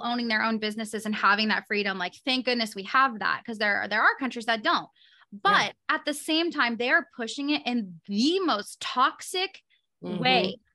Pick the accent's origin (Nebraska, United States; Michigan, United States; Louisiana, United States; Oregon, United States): Oregon, United States; Portland; now in Arizona, United States; I'm from Portland, which is a very left leaning city. That's where I'm, you know, born and raised